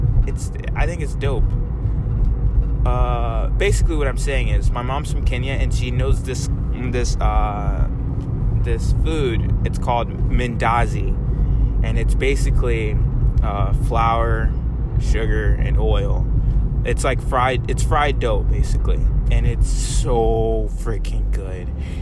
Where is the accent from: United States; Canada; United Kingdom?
United States; the South; I can even talk like I'm a country person because I grew up in the South